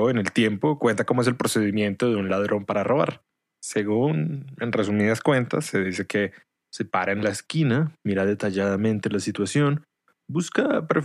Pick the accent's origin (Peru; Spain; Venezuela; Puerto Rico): Venezuela; Venezuela pierde 3 a 0 contra Colombia. Y uno para este punto, como venezolano, no sabe si celebrar o qué.